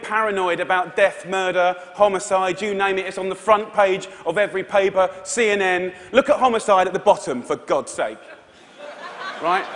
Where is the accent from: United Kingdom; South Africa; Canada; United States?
United Kingdom; Essex, East of England; I'm from Essex in England